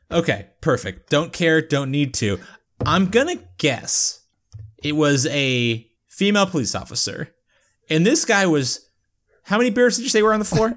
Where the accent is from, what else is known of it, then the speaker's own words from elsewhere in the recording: United Kingdom; I'm British